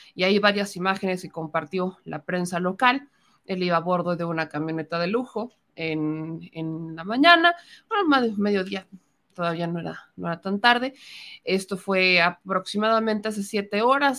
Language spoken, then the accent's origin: Spanish; Puebla, Mexico; como poblana